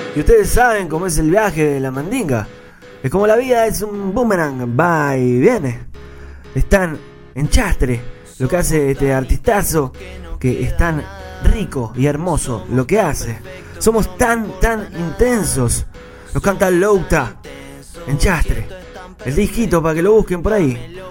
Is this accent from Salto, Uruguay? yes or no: no; Rocha, Uruguay; en mi tierra, allá en el este, en Rocha